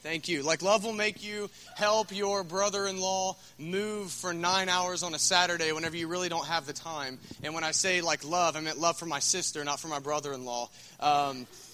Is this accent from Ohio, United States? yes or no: yes; Scioto County, Ohio, United States; I'm from Scioto County